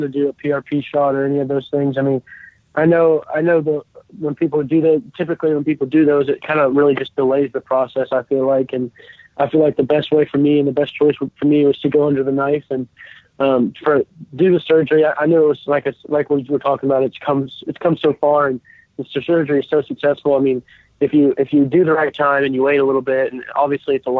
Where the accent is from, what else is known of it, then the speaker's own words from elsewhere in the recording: Acworth, Georgia, United States; growing up in Atlanta, I was a Braves fan